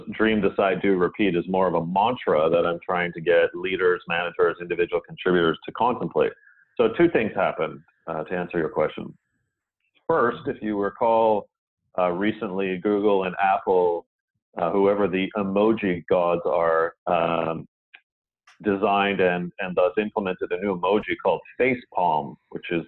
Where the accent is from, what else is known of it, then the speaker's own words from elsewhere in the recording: Canada; I, being Canadian